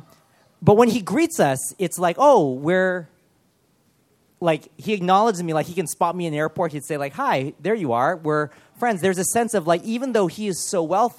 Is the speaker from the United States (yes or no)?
yes; Los Angeles, California, United States; growing up in Los Angeles